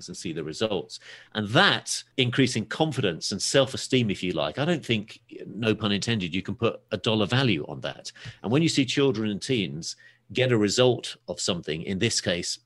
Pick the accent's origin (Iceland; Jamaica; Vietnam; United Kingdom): United Kingdom; England; also born or lived in Los Angeles; As you might be able to tell from my accent, I'm from a little place called England.